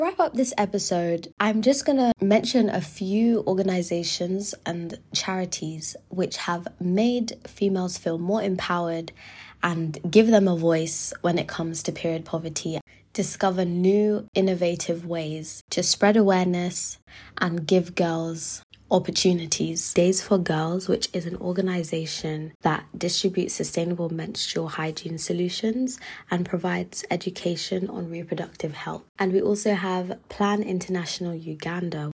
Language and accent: English; London, United Kingdom; moved away as an adult; now in York, United Kingdom; I've been in London my whole life, like as in from childhood